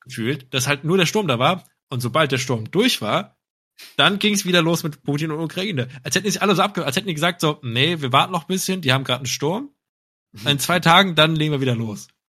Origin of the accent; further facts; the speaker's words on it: Cologne, North Rhine-Westphalia, Germany; jetzt aus als Kölner selber